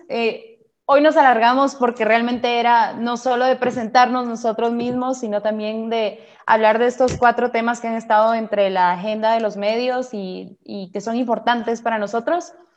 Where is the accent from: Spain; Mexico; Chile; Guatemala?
Guatemala; como diríamos acá en Guate